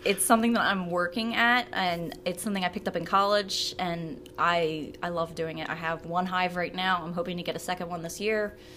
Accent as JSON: {"language": "English", "town": "Pike Township", "region": "Pennsylvania", "country": "United States", "tie": "born or raised there", "also_born_or_lived": "Pottstown", "said": "I grew up in Pike Township, which is in Berks County, uh, specifically the Hill Church area. and I actually still reside there"}